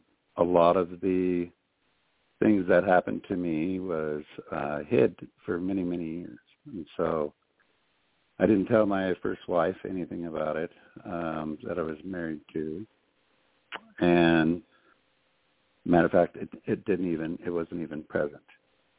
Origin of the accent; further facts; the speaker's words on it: Butte, Montana, United States; I was raised in Montana all of my life, lived here all my life